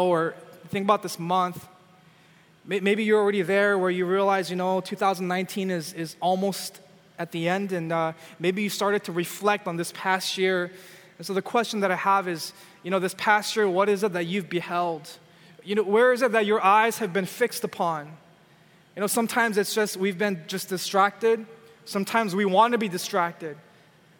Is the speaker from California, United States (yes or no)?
yes; California, United States; I'm from California